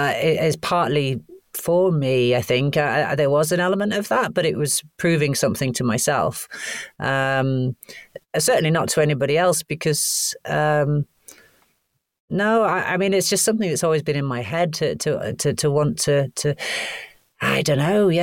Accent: Canada; born there; because I was born in Canada, thankfully they couldn't throw me out.

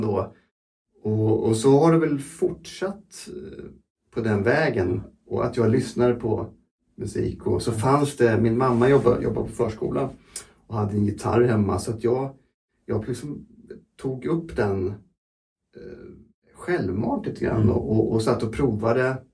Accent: Linköping, Östergötland, Sweden; jag växte upp i Linköping

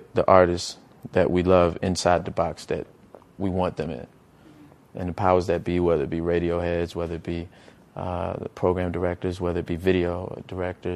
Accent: Petersburg, Virginia, United States; my hometown of Petersburg

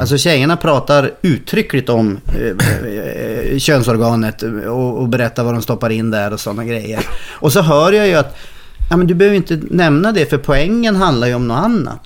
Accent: Norrland, Sweden; moved away as an adult; also born or lived in Stockholm; now in Gothenburg, Sweden; jag är norrlänning

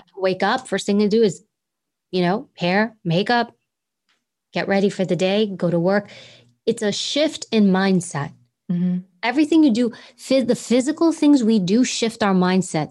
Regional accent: New York City, New York, United States; accent: New York accent; I grew up in Queens. So we all talk like we're from Queens

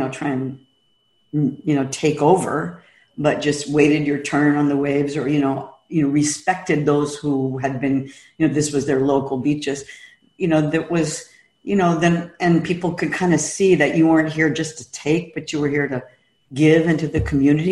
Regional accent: San Francisco, California, United States; now in Kauai, United States; I was born and raised in San Francisco

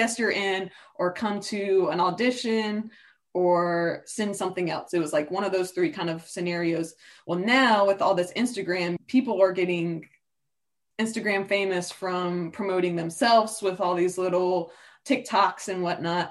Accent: Newport News, Virginia, United States; I was growing up in Newport News

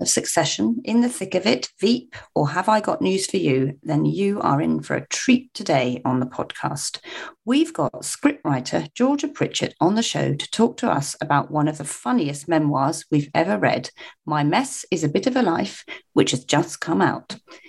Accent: Cornwall, South West England, United Kingdom; I can do a Cornish accent. Cornish accent. Because I am Cornish.

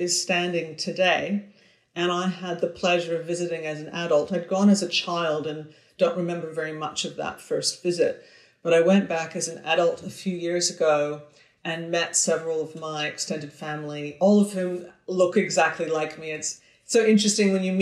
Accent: Victoria, British Columbia, Canada; They moved west to Victoria, where I am now. So I've returned to my hometown

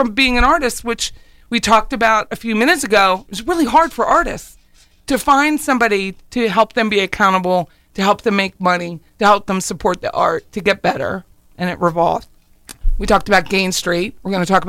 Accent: Harrisburg, Pennsylvania, United States; moved away as an adult; also born or lived in Philadelphia, Pennsylvania; now in Tallahassee, United States; I grew up in Harrisburg, Pennsylvania, which is a very industrial town.

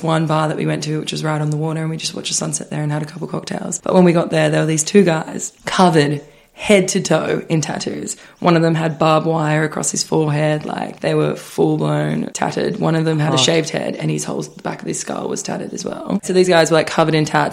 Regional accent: Australia; I'm from Australia.

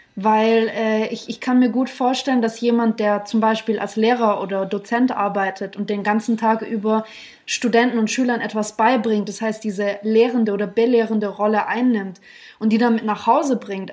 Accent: Germany; Ich bin Deutsche, mhm. äh, äh, habe äh, russische Wurzeln

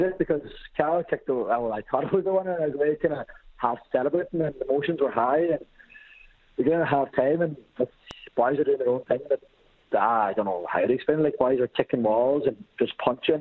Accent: Glasgow, Scotland, United Kingdom; now in Ireland; originally I'm from Glasgow

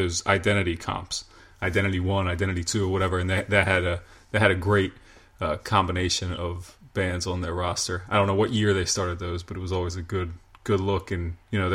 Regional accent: York, Pennsylvania, United States; I grew up in York, Pennsylvania, which was 45 minutes from Baltimore

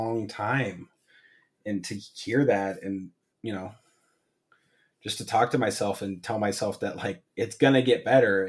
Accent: Incline Village, Nevada, United States; growing up in Tahoe and especially Incline

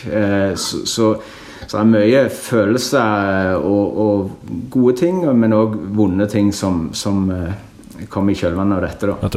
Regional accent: Norway; jeg er norsk borger, vi er en del av det norske samfunn, betaler skatt til Norge.

